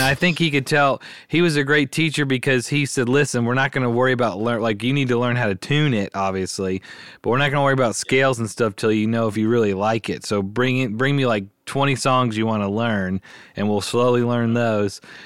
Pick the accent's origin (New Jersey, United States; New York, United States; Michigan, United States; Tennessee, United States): Tennessee, United States; Memphis; I was born and raised in Memphis, grew up here